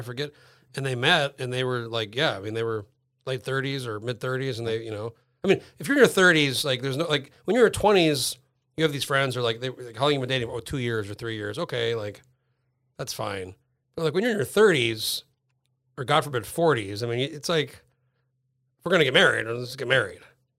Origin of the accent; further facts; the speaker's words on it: Albuquerque, New Mexico, United States; moved away as an adult; now in Fairbanks, United States; I grew up in Albuquerque. It was over 5,000 feet.